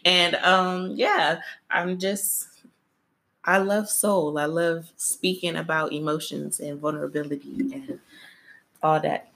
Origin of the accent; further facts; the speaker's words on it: Detroit, Michigan, United States; now in Atlanta, United States; I am from Detroit, but I represent both Detroit and Atlanta because that's where I'm currently living.